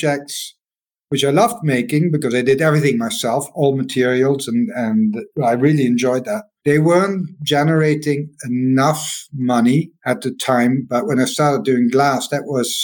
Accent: Maastricht, Limburg, Netherlands; I'm walking in Maastricht in my hometown

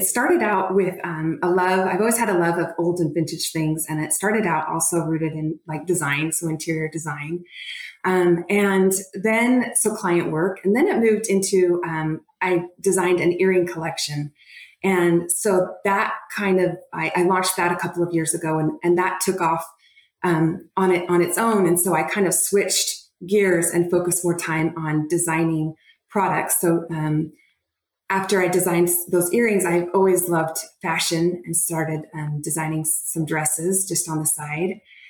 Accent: Salt Lake City, Utah, United States; So I grew up, I'm originally from Salt Lake City, Utah. And I was born and raised there in just an awesome community and wonderful family.

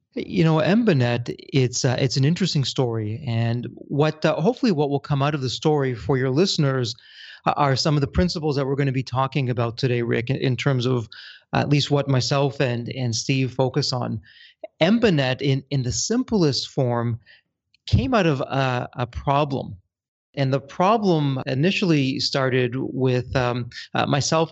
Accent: Toronto, Ontario, Canada; I'm born and raised in Toronto, Canada

